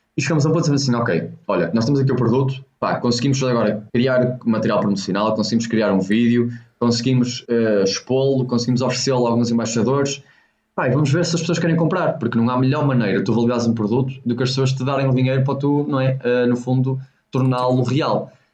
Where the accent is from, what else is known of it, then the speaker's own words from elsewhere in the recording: Póvoa de Varzim, Norte, Portugal; also born or lived in China; nós somos da Póvoa Verzinho, somos do norte de Portugal